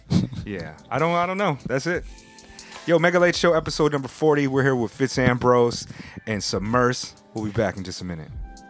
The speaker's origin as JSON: {"language": "English", "region": "Southern California", "country": "United States", "tie": "born or raised there", "also_born_or_lived": "San Francisco Bay Area / Hawaii", "moved": "as an adult", "lives_now": "Japan", "said": "I grew up in Southern California."}